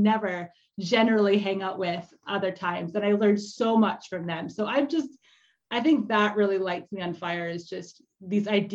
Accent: Canada; I'm also Canadian

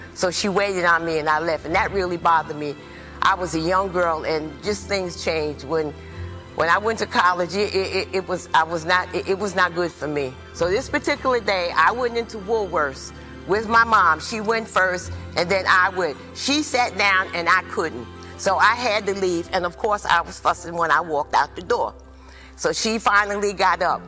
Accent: New York, United States; also born or lived in North Carolina; I was born in New York. I was raised in the projects in Harlem

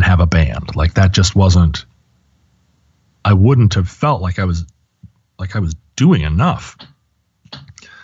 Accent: United States; growing up in America and the schools that I went

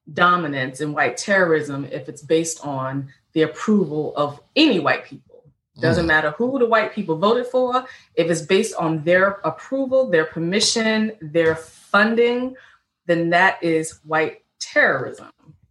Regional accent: Richmond, Virginia, United States; I'm an African Black woman born and raised in Richmond, VA, Second Capital Confederacy

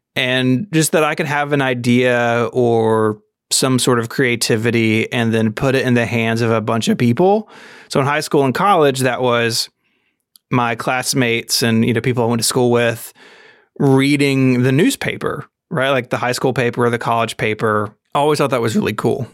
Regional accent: Memphis, Tennessee, United States; I'm from Memphis, Tennessee, born and raised here

